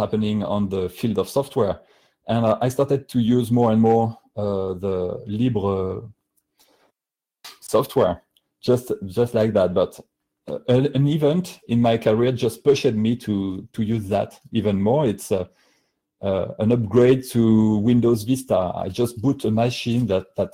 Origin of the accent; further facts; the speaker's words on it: France; accent: heavy French; English is a second language; my heavy French accent